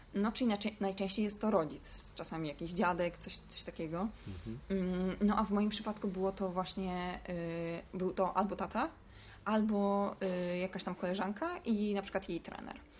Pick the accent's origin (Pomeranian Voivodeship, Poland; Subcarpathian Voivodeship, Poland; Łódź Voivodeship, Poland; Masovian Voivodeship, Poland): Masovian Voivodeship, Poland; Warsaw; ja jestem z Ursynowa